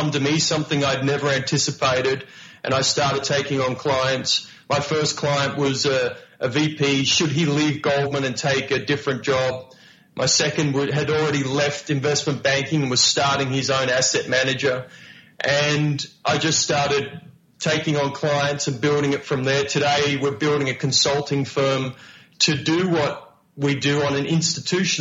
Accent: Melbourne, Victoria, Australia; moved away as an adult; I came from Melbourne, Australia, you know, working poor Melbourne, Australia, where my part-time jobs were working at KFC

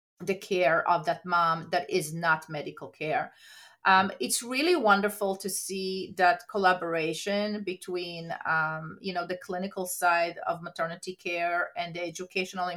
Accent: Israel; moved away as an adult; now in United States; So I'm actually born and raised in Israel, came to the United States to pursue my career

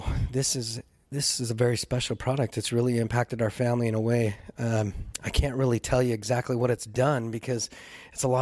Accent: Salt Lake City, Utah, United States; moved away; I grew up in Salt Lake City

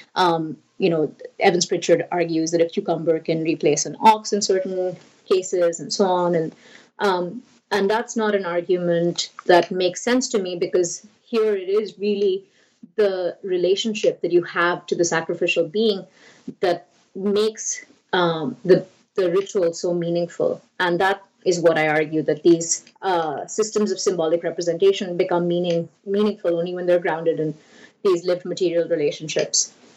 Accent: India; moved away; I grew up in India

